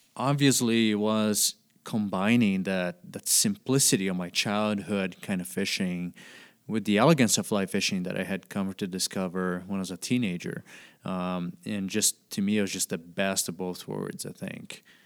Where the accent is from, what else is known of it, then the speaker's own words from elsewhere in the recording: Brazil; I was born and raised in Brazil, and I grew up doing a lot of cane pole fishing as a kid